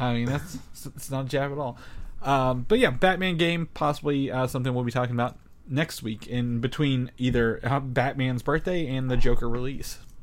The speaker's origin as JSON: {"language": "English", "region": "southern Indiana", "country": "United States", "said": "coming from a small farming town in southern Indiana"}